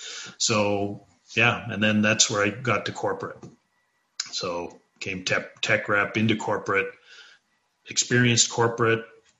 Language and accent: English; Newfoundland and Labrador, Canada; also born or lived in British Columbia; I grew up in Newfoundland.